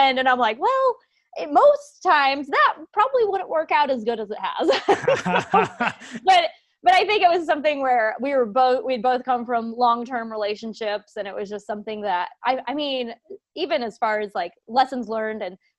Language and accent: English; Auburn, Indiana, United States; moved away as an adult; also born or lived in Lancaster, Pennsylvania; we actually moved back home. So this is where we're both, my husband and I, originally met, here in Indiana. It's a tiny little town of Auburn